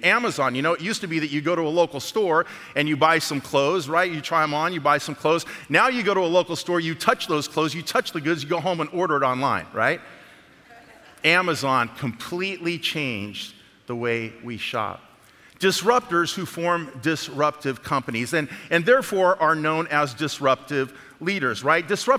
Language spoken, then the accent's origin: English; the South, United States; I'm from the South now.